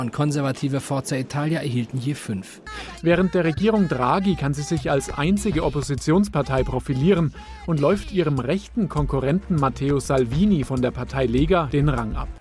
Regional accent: North Rhine-Westphalia, Germany; wie ich gebürtige Westfälin ist

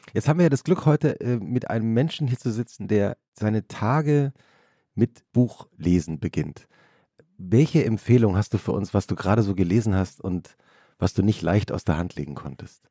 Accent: Langgöns, Hesse, Germany; Aus, aus Langgöns

